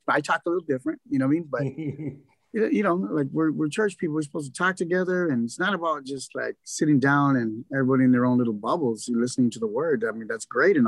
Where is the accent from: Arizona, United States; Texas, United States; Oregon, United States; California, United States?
California, United States; Los Angeles; I'm from Boyle Heights